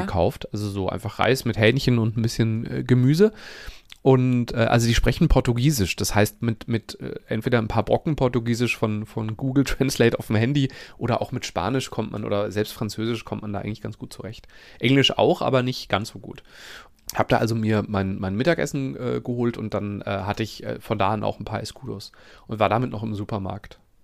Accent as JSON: {"language": "German", "region": "North Rhine-Westphalia", "country": "Germany", "said": "bei uns in Nordrhein-Westfalen"}